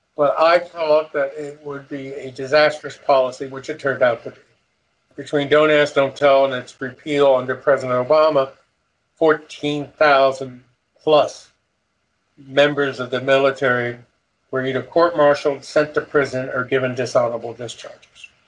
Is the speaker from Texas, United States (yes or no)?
no; Elmer, New Jersey, United States; I was from Elmer, New Jersey